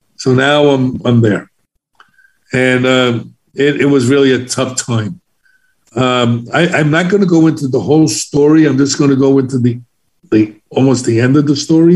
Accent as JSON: {"language": "English", "town": "New York City", "region": "New York", "country": "United States", "tie": "born or raised there", "said": "I was from the South Bronx in Harlem, so I was an inner city kid"}